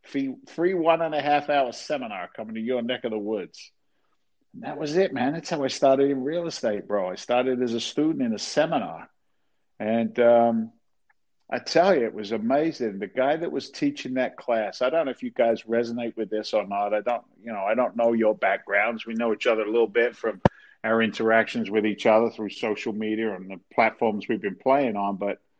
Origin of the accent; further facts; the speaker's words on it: England, United Kingdom; moved away as an adult; now in United States; Long story short, I'm an immigrant to the States. I came over from England back in 1986.